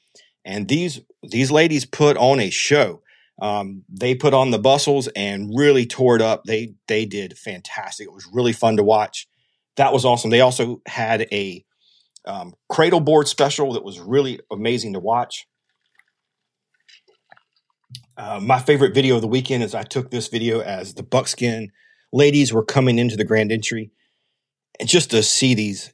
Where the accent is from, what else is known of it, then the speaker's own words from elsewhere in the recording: South Carolina, United States; I'm from South Carolina